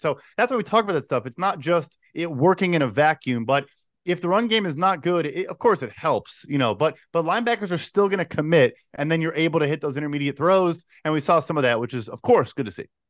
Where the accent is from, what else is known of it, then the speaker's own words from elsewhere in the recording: Chicago, Illinois, United States; born and raised Chicago